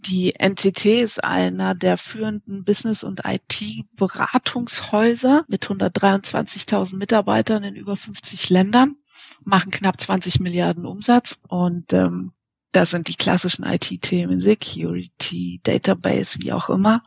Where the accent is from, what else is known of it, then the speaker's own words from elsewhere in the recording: Munich, Bavaria, Germany; Ich äh, wohne in München, weil ich in München geboren und aufgewachsen bin.